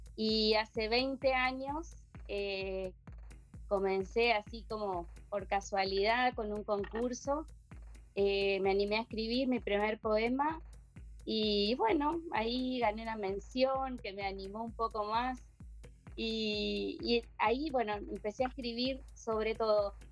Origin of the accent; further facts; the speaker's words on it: Argentina; moved away as an adult; now in Asunción, Paraguay; estoy en Asunción, Paraguay. Eh, yo soy argentina, pero hace 30, 32 años que, me radiqué acá